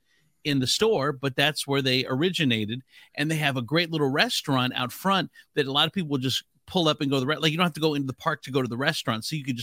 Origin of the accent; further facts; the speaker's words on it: Southern California, United States; now in Northwest Ohio, United States; being a Southern California native